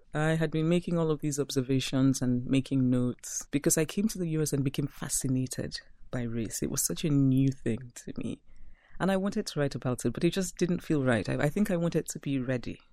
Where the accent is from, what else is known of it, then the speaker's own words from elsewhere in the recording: Nigeria; moved away as an adult; also born or lived in Philadelphia / Brooklyn / Princeton; When I go back to my hometown, I'm the person who wants to speak only Igbo